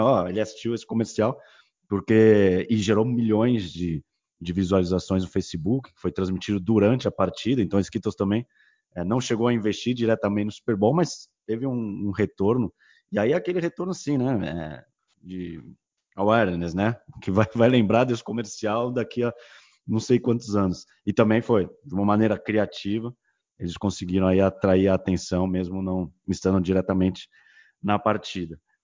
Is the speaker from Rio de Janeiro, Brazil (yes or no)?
no; São Paulo, Brazil; nós somos de São Paulo